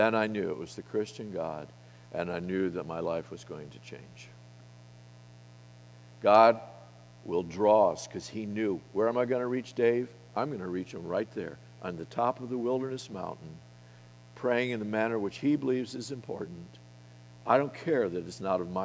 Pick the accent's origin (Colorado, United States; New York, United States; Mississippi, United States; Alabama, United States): Colorado, United States; I come from Colorado